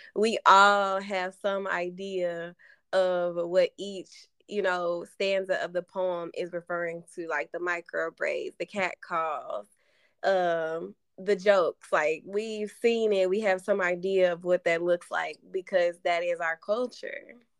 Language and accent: English; Arkansas, United States; growing up in Arkansas